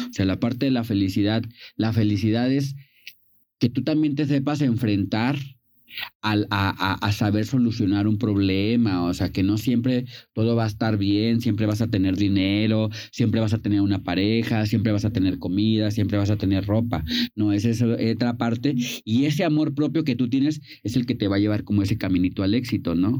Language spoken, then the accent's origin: Spanish; Vicente Guerrero, Mexico; yo soy de Vicente Guerrero